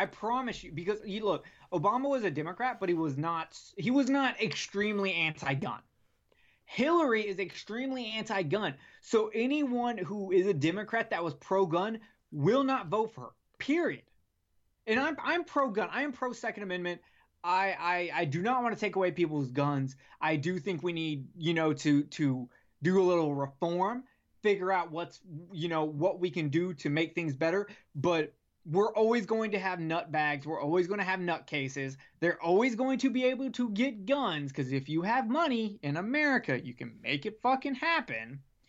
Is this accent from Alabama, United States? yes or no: yes; Alabama, United States; born there; also born or lived in South Carolina; When I graduated 10th grade, I got moved from South Carolina to Alabama. I was born in Alabama, so it's not like I didn't know where I was.